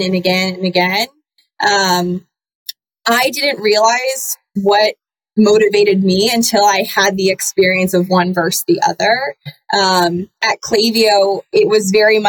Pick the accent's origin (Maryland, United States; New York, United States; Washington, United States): Maryland, United States; Annapolis; moved away as an adult; also born or lived in Boston; I'm from Annapolis, Maryland